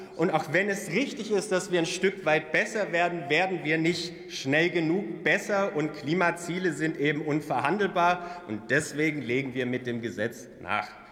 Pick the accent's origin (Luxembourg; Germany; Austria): Germany; Swabia; Als Schwabe ist mir Sparen in die Wiege gelegt